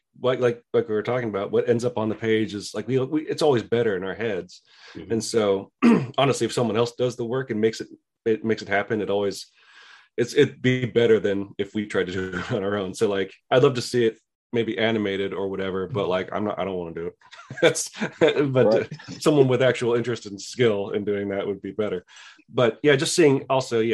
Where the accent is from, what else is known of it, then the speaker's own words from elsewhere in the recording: San Luis Obispo, California, United States; I grew up in a place called San Luis Obispo, middle point between San Francisco and LA.